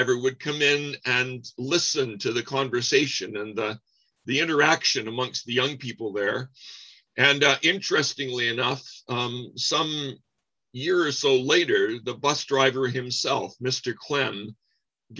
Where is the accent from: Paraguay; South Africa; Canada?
Canada; Windsor, Ontario; I grew up in Windsor, Ontario, Canada.